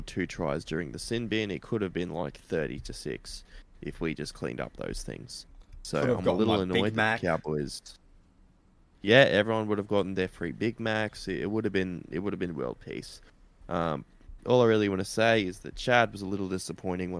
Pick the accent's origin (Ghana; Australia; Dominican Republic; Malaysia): Australia; Queensland; As a Queenslander